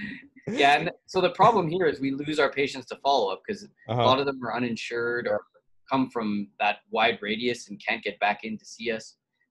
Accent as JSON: {"language": "English", "country": "Canada", "lives_now": "Texas, United States", "said": "The Canadians think I talk like a Texan, and the Texans still can tell that I'm Canadian, but not all the time. I'm blending in."}